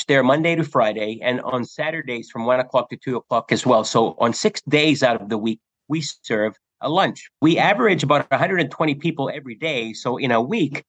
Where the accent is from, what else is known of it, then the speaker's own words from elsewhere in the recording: Canada; moved away as an adult; also born or lived in Finland; now in Battle Creek, United States; in 1974, my parents and brothers, our family, moved to Canada, and I grew up in Canada